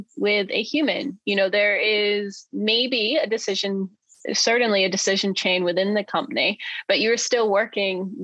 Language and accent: English; Maine, United States; he's from my home state